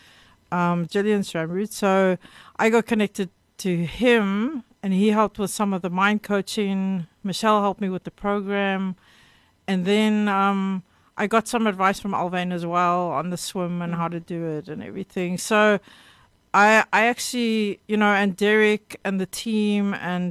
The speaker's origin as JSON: {"language": "English", "town": "Cape Town", "region": "Western Cape", "country": "South Africa", "tie": "born or raised there", "said": "I grew up in Rondebosch."}